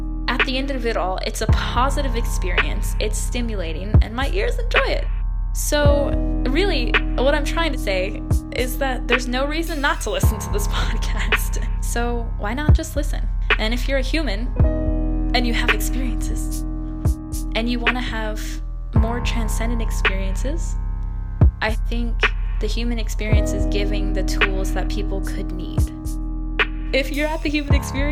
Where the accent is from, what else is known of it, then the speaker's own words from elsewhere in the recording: Texas, United States; I'm from Texas